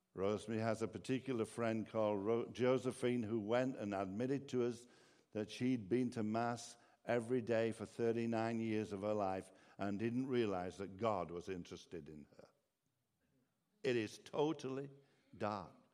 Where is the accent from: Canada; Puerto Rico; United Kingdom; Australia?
United Kingdom; England; now in Ireland; I'm originally actually from England